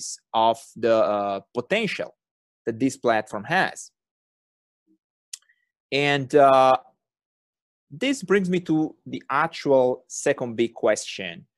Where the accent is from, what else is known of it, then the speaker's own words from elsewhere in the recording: Turin, Piedmont, Italy; accent: thick Italian; English is a second language; moved away; I was born and raised in Torino, which is a nice city in the northwestern part of the country